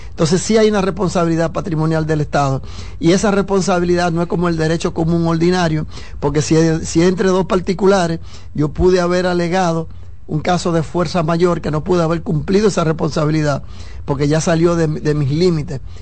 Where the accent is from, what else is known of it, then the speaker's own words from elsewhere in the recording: Nagua, María Trinidad Sánchez, Dominican Republic; yo soy de Nagua